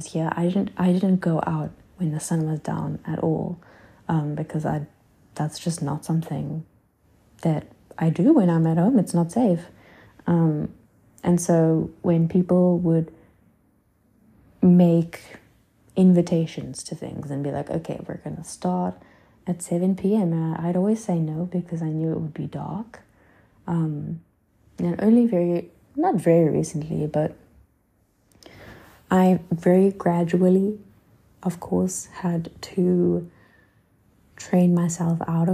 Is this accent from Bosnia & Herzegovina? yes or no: no; South Africa; moved away as an adult; now in Paris, France; I'm South African